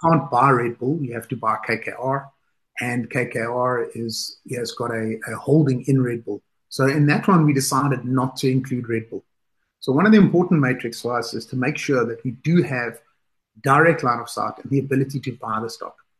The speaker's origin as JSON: {"language": "English", "country": "South Africa", "moved": "as an adult", "lives_now": "United Kingdom", "said": "as a South African, I was working in South Africa when I started off. Today, I'm based in the UK"}